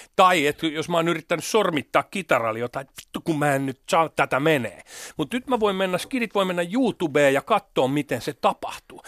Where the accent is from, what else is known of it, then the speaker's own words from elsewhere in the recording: Hämeenlinna, Kanta-Häme, Finland; kun mä vartuin Hämeenlinnassa